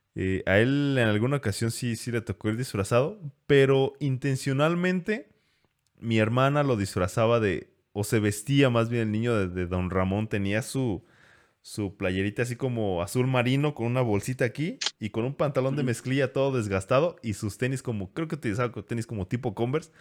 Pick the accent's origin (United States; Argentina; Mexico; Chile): Mexico; como buenos mexicanos